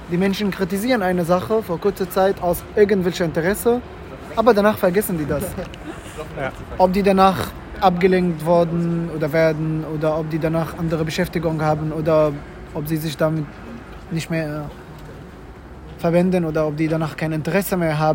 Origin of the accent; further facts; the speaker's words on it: Mecca, Makkah Province, Saudi Arabia; German is a second language; Ich stamme ursprünglich aus Mekka.